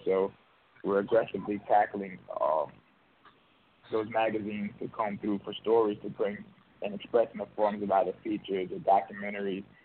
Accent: New Orleans, Louisiana, United States; I'm actually from New Orleans, so a lot of the stories are just stories that you know I've grown up

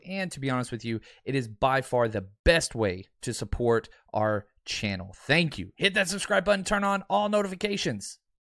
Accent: Dallas, Texas, United States; I'm a Mavs guy, I'm from Dallas

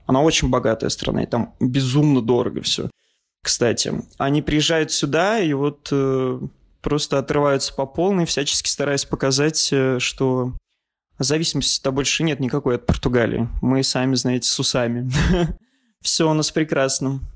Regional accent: Russia; now in Portugal; мы там из России

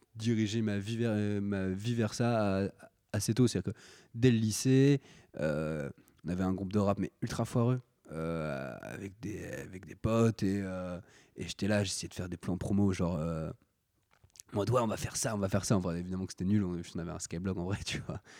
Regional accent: Paris, Île-de-France, France; j'ai grandi euh, à, Paris principalement. À Paris, un peu en banlieue, je fais des, petits allers-retours, mais en gros, voilà, en, région parisienne.

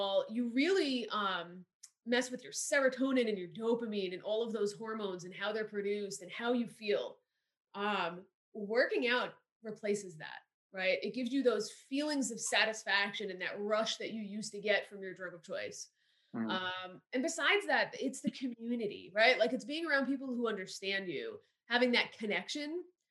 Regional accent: New Jersey, United States; moved away as an adult; now in Florida, United States; I grew up right outside of New York City

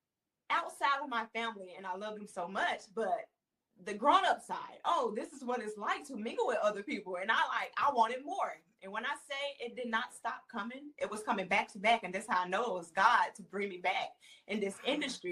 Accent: Tennessee, United States; moved away as an adult; I'm from Tennessee. And so there's not a big industry in Tennessee with acting at all. So my husband and I, we moved here

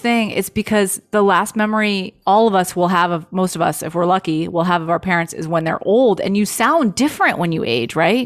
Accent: Los Angeles, California, United States; born or raised there

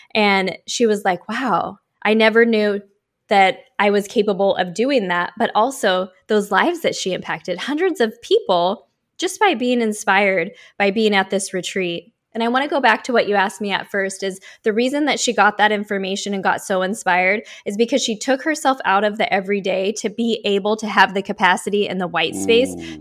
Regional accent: Oregon, United States; born or raised there; now in Miami Beach, United States

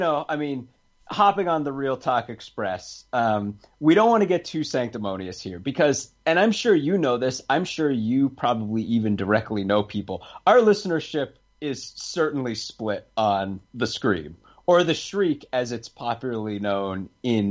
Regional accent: New Hampshire, United States; I'm from New Hampshire, so I know what it's like to be from the Northeast

